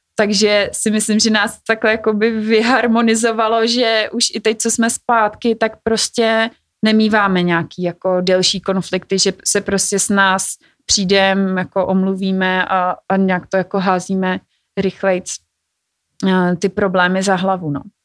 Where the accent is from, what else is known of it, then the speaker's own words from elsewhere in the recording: Czechia; jako Češi